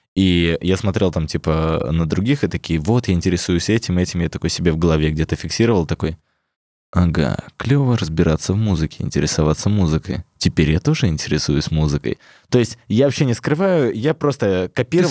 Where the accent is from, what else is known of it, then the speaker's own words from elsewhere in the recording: Melitopol, Zaporizhzhia Oblast, Ukraine; я из Мелитополя